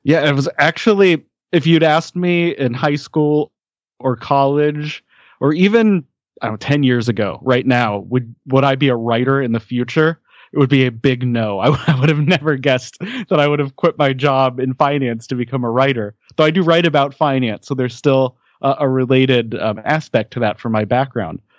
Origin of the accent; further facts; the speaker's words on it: Denver, Colorado, United States; I grew up in the Denver, Colorado area